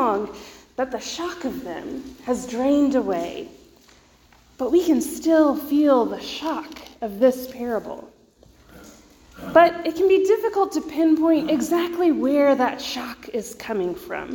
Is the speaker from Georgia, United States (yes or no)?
yes; Georgia, United States; moved away as an adult; also born or lived in Waco, Texas; now in Texas, United States; My parents still live in the same house I grew up in Georgia